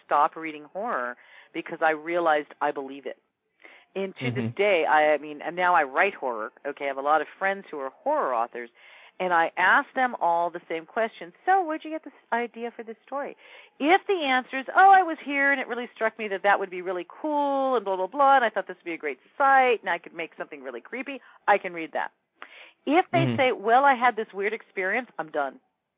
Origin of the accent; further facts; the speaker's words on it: Ventura, California, United States; I grew up in Ventura, which is, you know, a beach town an hour north of L.A.